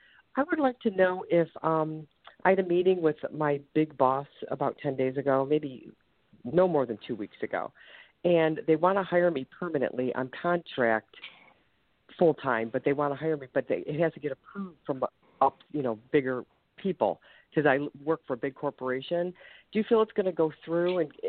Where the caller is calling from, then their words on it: Ohio, United States; I'm calling from the state of Ohio.